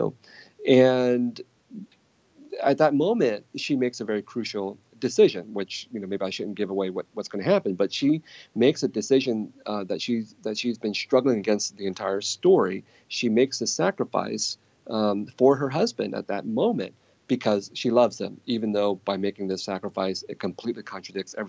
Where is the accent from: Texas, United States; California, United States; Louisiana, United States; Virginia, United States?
California, United States; San Jose; growing up in San Jose of the 1970s and 1980s